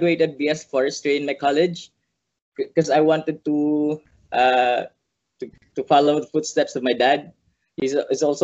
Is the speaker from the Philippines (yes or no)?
yes; Mindanao, Philippines; first language Bisaya; English is a second language; I'm from the southernmost island in the Philippines, Mindanao